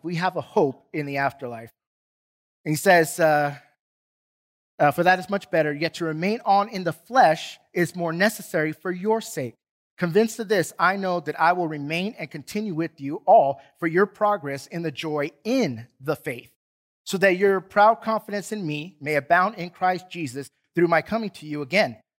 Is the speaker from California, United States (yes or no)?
yes; San Diego, California, United States; now in Duncanville, United States; growing up in San Diego